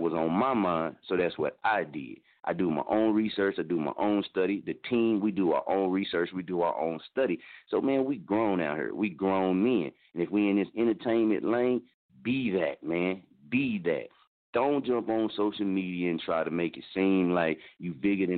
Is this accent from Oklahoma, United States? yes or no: yes; Muskogee, Oklahoma, United States; moved away; also born or lived in Wichita, Kansas; I'm from Muskogee, Oklahoma